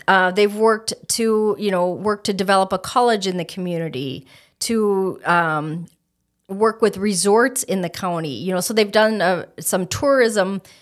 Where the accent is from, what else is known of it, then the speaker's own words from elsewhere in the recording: Stillwater, Minnesota, United States; moved away as an adult; also born or lived in St. Cloud, Minnesota; now in Fergus Falls, United States; I was born in Stillwater, Minnesota, which is the birthplace of Minnesota on the Saint Croix River. I lived there for All of my life, gra-, or not all of my life, but all of my childhood